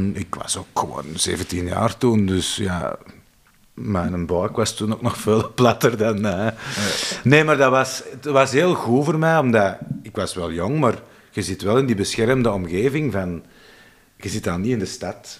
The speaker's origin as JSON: {"language": "Dutch", "area": "Kempen", "region": "Flanders", "country": "Belgium", "said": "bij ons in de Kempen"}